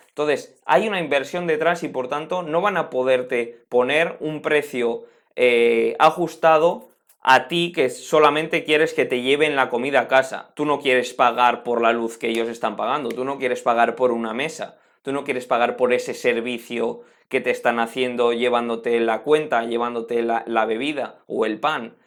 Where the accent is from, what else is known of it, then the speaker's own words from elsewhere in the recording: Spain; En mi país, por, en España